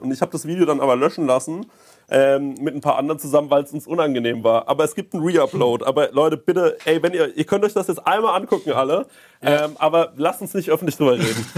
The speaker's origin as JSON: {"language": "German", "town": "Aschaffenburg", "region": "Bavaria", "country": "Germany", "moved": "yes", "said": "ich komme aus Aschaffenburg."}